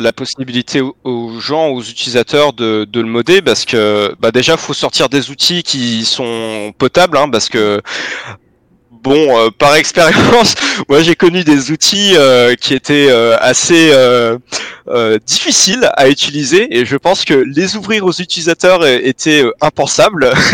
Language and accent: French; Vandœuvre-lès-Nancy, Grand Est, France; je viens de, de Vendœuvre, une espèce mhm. de, de, petite ville années 60-70 qui est juste à côté de Nancy